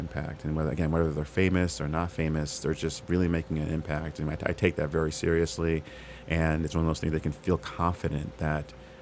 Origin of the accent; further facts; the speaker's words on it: Chicago, Illinois, United States; moved away as an adult; also born or lived in Bay Area; now in Los Angeles, United States; I'm from Chicago